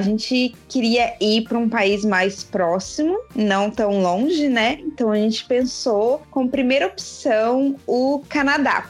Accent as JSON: {"language": "Portuguese", "town": "Curitiba", "region": "Paraná", "country": "Brazil", "also_born_or_lived": "Florianópolis, Santa Catarina", "moved": "as an adult", "said": "Eu sou de Curitiba, mas eu morava em Floripa"}